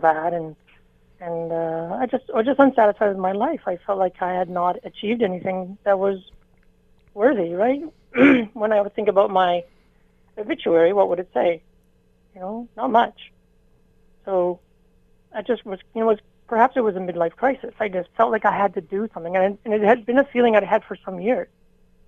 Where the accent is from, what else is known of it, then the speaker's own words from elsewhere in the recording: Canada; I'm Canadian